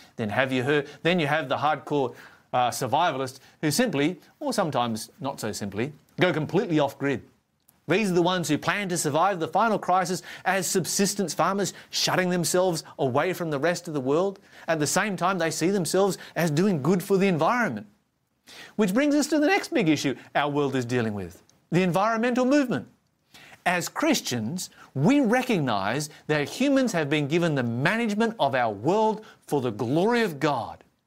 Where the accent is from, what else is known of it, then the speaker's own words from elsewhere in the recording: Tasmania, Australia; my home state of Tasmania